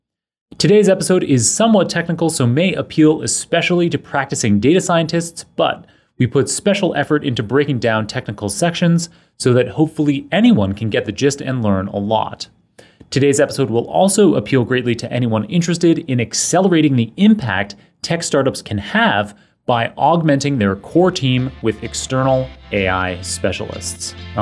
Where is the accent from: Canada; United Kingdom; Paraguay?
Canada; Toronto, Ontario; So I was born and raised in Toronto